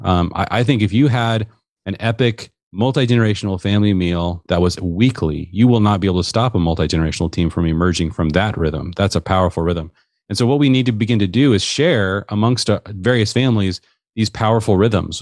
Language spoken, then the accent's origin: English; Seattle, Washington, United States; I grew up in the Seattle area.